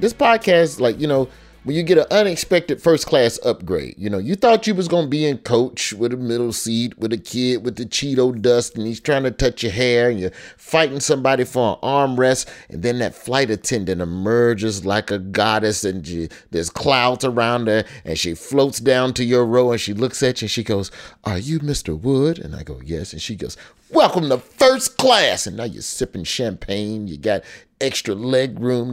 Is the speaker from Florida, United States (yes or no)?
no; Alabama, United States; growing up in Alabama